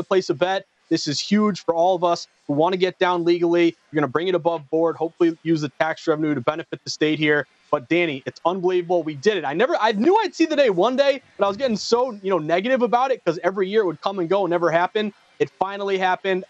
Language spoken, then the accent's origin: English; Massachusetts, United States; Massachusetts, my home state. I'm based in Boston.